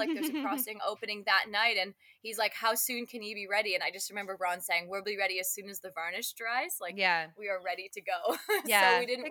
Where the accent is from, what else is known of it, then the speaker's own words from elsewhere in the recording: Canada; moved away; as a Canadian